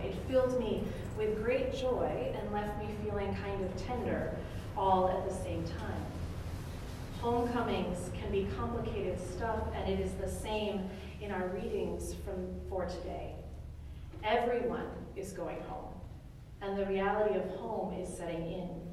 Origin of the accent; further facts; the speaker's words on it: northern Michigan, United States; moved away; took a road trip to northern Michigan and to the place where I grew up